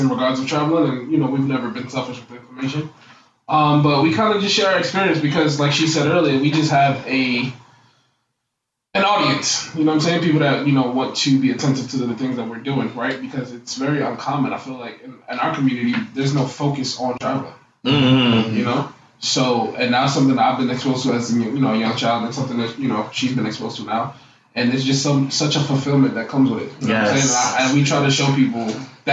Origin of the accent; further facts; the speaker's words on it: New York City, New York, United States; also born or lived in Queens, New York; I'm originally from Queens, New York, but I was raised in Brooklyn